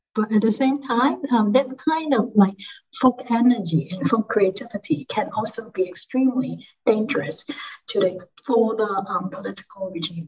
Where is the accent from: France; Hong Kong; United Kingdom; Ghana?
Hong Kong; I come from Hong Kong